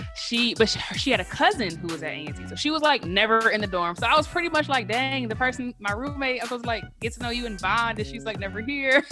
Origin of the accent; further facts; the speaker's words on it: Detroit, Michigan, United States; also born or lived in Lansing, Michigan / North Carolina; I'm from Detroit, but I wasn't born there. So my mom had me when she was in college at Michigan State. So we actually lived in Lansing until I was eight, and then I moved to Detroit.